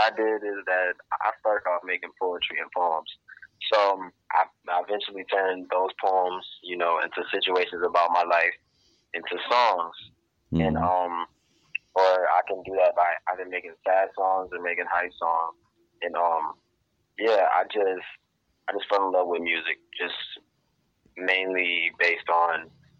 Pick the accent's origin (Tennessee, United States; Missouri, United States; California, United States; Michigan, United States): Michigan, United States; Ypsilanti; I'm from Ypsilanti, Michigan. Born and raised. I'm still here now